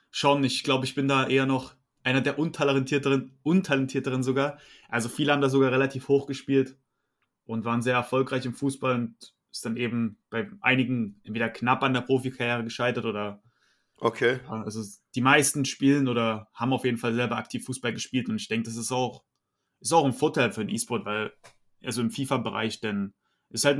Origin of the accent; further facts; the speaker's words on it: Saxony, Germany; now in Dresden, Germany; Ja, also ich bin 25 Jahre alt, äh, bin in der Nähe von Dresden aufgewachsen. Mittlerweile wohne ich direkt in Dresden